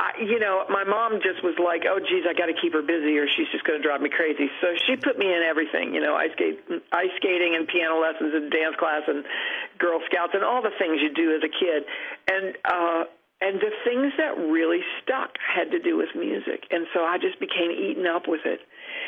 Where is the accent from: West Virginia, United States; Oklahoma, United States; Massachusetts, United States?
West Virginia, United States; Cross Lanes; Yes, my hometown was named for the stoplight. It was our most prominent feature. We were very proud of our stoplight.